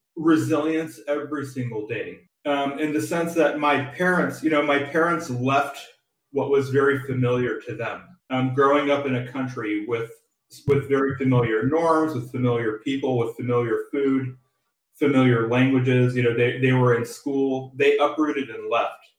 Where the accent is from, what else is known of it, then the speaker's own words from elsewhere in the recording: San Diego, California, United States; I was born and raised in San, San Diego, California